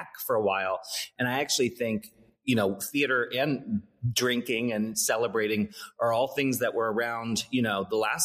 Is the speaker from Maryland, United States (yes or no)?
yes; Annapolis, Maryland, United States; I grew up in Maryland on the East Coast in the U.S. And Maryland, where I grew up, it's a small town called Annapolis